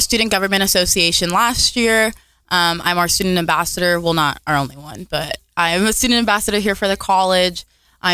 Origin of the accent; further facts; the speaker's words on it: Las Vegas, Nevada, United States; moved away as an adult; now in Kentucky, United States; I was born in Las Vegas, Nevada